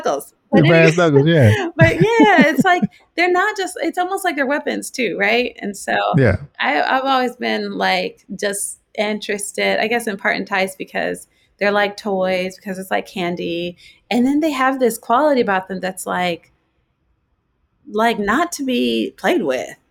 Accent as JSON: {"language": "English", "town": "Boulder", "region": "Colorado", "country": "United States", "tie": "born or raised there", "said": "I grew up in Colorado, in Boulder, Colorado"}